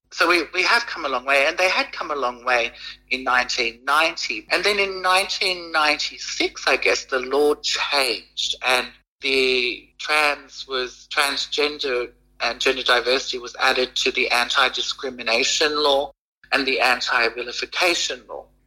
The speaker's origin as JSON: {"language": "English", "country": "Fiji", "tie": "born or raised there", "said": "I'm from Fiji"}